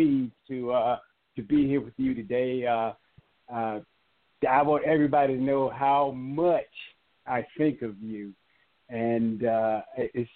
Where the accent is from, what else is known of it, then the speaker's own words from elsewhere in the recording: Eastern North Carolina, United States; I'm actually from Eastern North Carolina, a little town called Hinton. And as I grew up in that small town